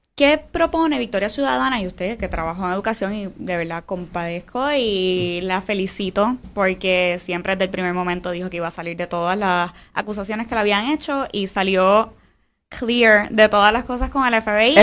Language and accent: Spanish; Puerto Rico; nosotros como puertorriqueños